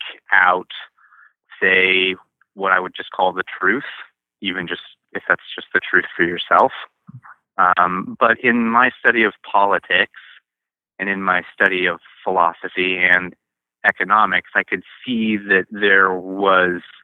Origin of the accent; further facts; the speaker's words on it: Spokane, Washington, United States; also born or lived in Bellingham; I was born here in Spokane. I was born on this farm that I'm now operating, but I didn't stay here. I moved to Bellingham to go to college